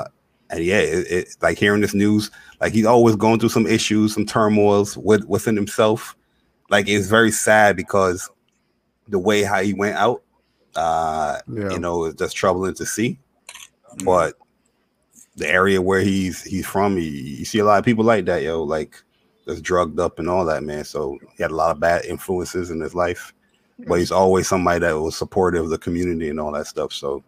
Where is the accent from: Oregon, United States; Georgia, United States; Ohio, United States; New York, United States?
New York, United States; New York City; I'm from the Bronx. I live like probably like 20 minutes from … and like ….